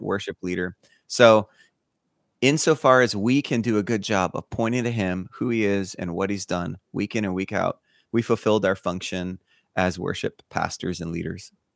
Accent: Honolulu, Hawaii, United States; moved away as an adult; also born or lived in Los Angeles / Denver / Fort Lauderdale; now in Birmingham, United States; I grew up in Hawaii, in Honolulu, Hawaii, till I graduated high school

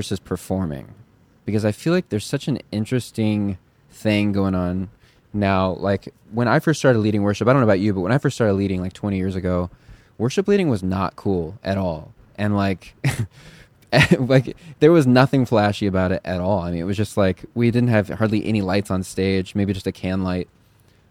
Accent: Chicago, Illinois, United States; Chicago, my hometown

